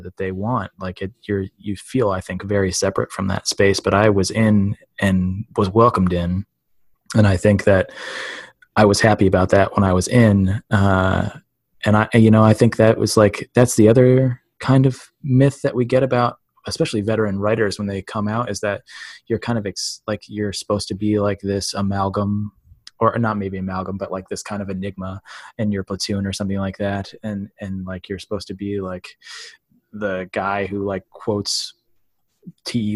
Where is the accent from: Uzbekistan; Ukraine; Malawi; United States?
United States; Midwest; growing up in the Midwest as in a white town as a white kid